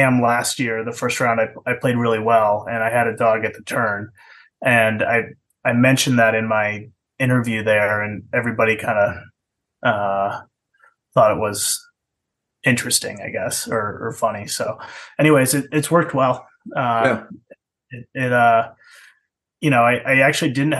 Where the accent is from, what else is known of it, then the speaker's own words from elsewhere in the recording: Western Massachusetts, United States; moved away; also born or lived in New Hampshire; Grew up in Western Mass